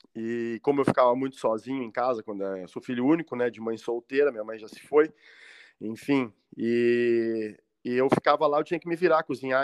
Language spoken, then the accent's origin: Portuguese; Pelotas, Rio Grande do Sul, Brazil; moved away as an adult; also born or lived in Florianópolis; Eu nasci em Pelotas, no Rio Grande do Sul, ah, capital você... nacional do doce.